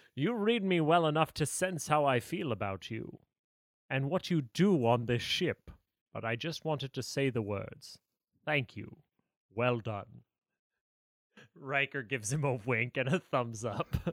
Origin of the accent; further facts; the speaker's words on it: United States; as an American